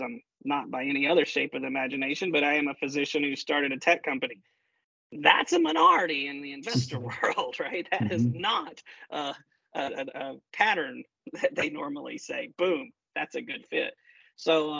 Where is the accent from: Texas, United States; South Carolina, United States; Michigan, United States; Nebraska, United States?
South Carolina, United States; Columbia; from the heartbeat of technology innovation, you know, Columbia, South Carolina